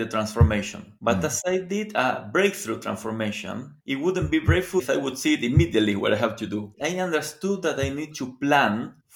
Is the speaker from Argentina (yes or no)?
yes; Argentina; I am from Argentina